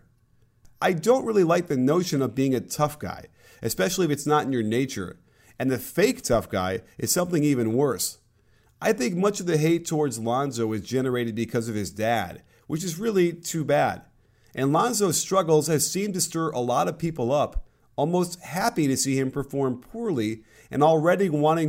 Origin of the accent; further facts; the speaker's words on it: Chicago, Illinois, United States; I'm from Chicago as well